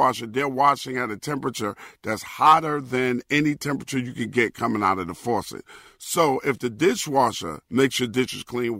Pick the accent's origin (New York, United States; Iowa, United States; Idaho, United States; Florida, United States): New York, United States; New York City; I was raised in Brooklyn, in Brownsville, and Bedford-Stuyvesant